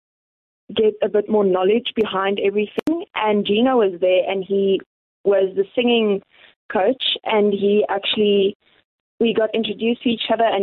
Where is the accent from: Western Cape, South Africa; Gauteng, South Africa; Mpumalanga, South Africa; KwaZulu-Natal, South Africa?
Gauteng, South Africa; Meyerton; now in Johannesburg, South Africa; Meyerton, a small town, just outside Johannesburg